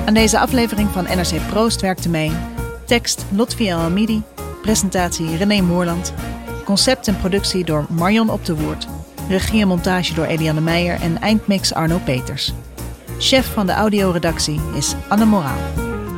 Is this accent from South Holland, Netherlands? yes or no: yes; Rotterdam, South Holland, Netherlands; die snotneus uit een Rotterdamse achterstandsbuurt